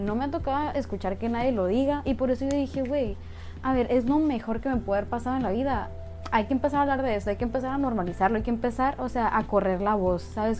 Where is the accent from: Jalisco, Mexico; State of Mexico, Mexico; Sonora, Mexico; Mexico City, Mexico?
Sonora, Mexico; yo soy sonorense, yo soy norteña de México